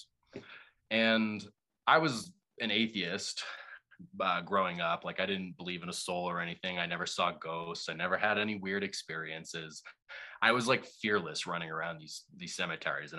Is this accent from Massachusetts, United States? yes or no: yes; Boston, Massachusetts, United States; growing up in Boston, I was very liberal